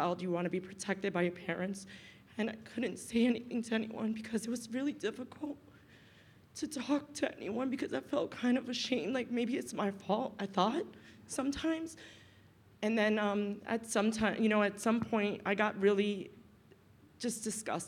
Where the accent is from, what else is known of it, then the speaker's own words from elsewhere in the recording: New York City, New York, United States; I grew up in Brooklyn, in the ghetto of Brooklyn. I actually grew up in Brownsville, East New York.